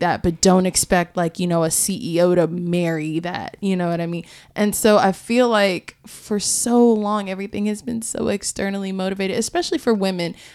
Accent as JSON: {"language": "English", "region": "Florida", "country": "United States", "tie": "born or raised there", "said": "growing up in Florida"}